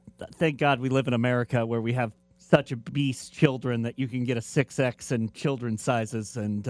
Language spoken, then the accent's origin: English; Nashville, Tennessee, United States; I was born in Nashville, and I claim Memphis